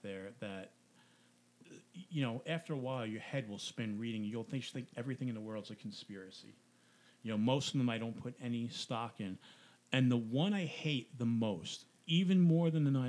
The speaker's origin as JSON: {"language": "English", "region": "New York", "country": "United States", "tie": "born or raised there", "moved": "yes", "lives_now": "New Jersey, United States", "said": "when I grew up in New York, I hadn't heard of the Jersey Devil"}